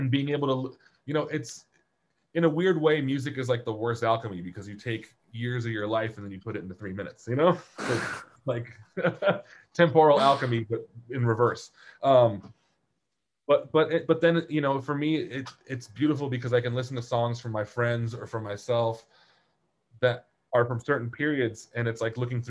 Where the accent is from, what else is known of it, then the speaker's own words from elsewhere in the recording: Poland; growing up in Poland